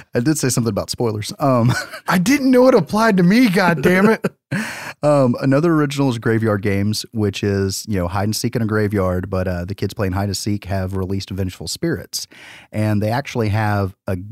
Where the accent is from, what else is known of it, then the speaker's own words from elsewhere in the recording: the South, United States; we're from the South